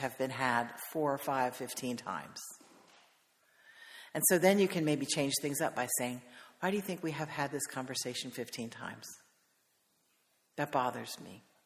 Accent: the Carolinas, United States; I'm from the Carolinas

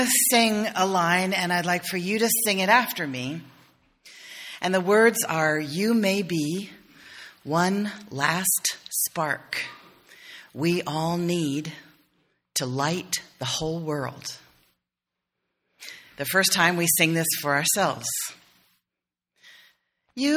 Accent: South Carolina, United States; I'm from South Carolina.

